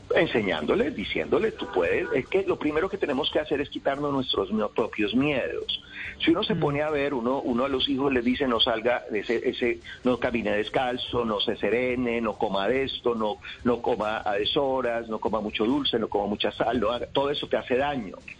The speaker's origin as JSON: {"language": "Spanish", "town": "Cali", "region": "Valle del Cauca", "country": "Colombia", "said": "yo llego a Cali, yo soy de Cali"}